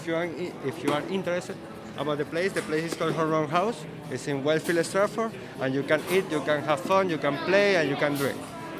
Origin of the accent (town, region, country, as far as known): Venezuela